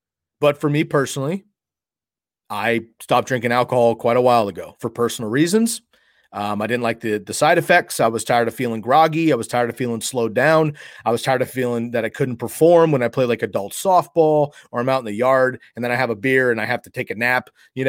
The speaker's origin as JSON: {"language": "English", "region": "West Coast", "country": "United States", "tie": "born or raised there", "said": "Again, I grew up on the West Coast. we have the San Jose Sharks that are about an hour and a half from where I grew up."}